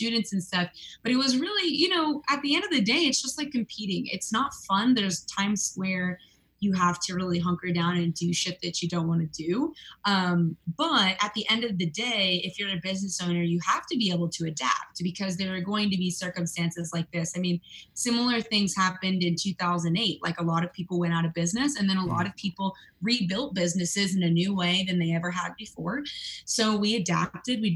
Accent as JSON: {"language": "English", "region": "California", "country": "United States", "tie": "born or raised there", "said": "I was born in California and raised here"}